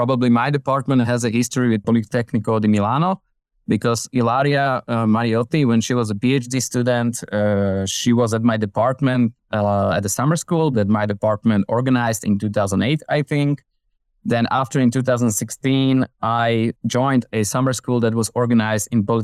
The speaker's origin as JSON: {"language": "English", "country": "Slovakia", "said": "I'm from Slovakia in Central Europe"}